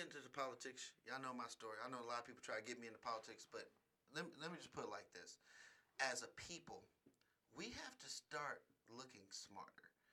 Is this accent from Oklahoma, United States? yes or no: no; Oakland, California, United States; now in Las Vegas, United States; I come from Oakland, the Oakland Bay Area.